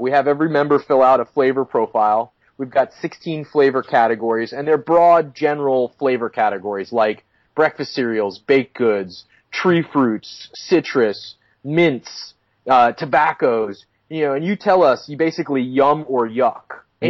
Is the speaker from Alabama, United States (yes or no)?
no; West Palm Beach, Florida, United States; moved away as an adult; now in Southern California, United States; I grew up in Florida, where there is really warm water but really small waves. Whereabouts in Florida? In West Palm Beach.